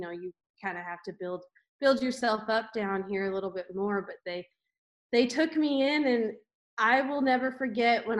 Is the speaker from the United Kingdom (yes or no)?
no; Canada; I never thought as a Canadian, I would go down to, like come down to the US